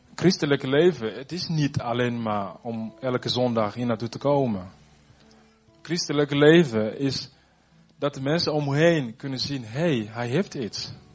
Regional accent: Burundi; also born or lived in Zutphen; now in Netherlands; ik kom uit Burundi

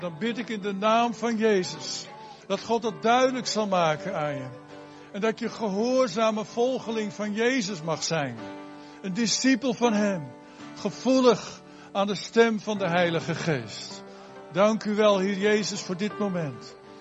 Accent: Netherlands; wij als Nederlanders

